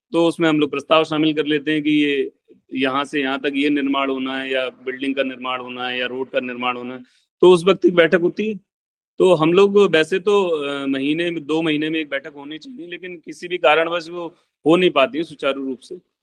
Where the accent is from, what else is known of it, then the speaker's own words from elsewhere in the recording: Bareilly, Uttar Pradesh, India; मैं बरेली जिले से बिलोंग करता हूँ